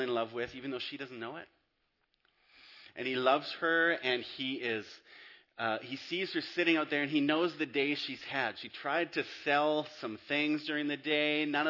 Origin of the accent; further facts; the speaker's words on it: Abbotsford, British Columbia, Canada; moved away as an adult; also born or lived in Whistler / Squamish / Florida; I grew up in Abbotsford, went to MEI